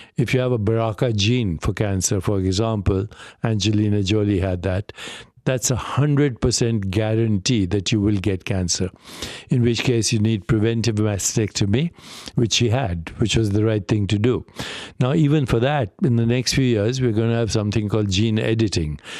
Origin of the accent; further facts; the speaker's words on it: India; moved away; I grew up in India